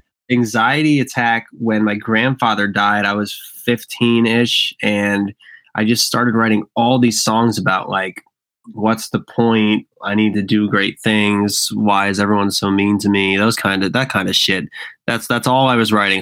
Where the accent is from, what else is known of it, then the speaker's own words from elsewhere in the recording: Tamaqua, Pennsylvania, United States; moved away; also born or lived in Philadelphia; I grew up in Pennsylvania in a town called Tamaqua, which is like 45 minutes from Allentown, Pennsylvania.